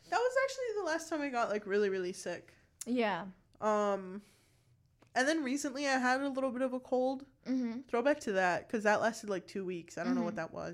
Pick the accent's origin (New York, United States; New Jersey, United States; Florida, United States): Florida, United States; Naples; born or raised there